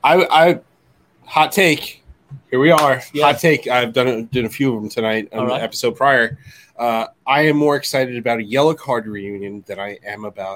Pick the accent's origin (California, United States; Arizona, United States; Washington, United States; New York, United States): New York, United States; Long Island; So we're from Long Island. We're in Long Island right now.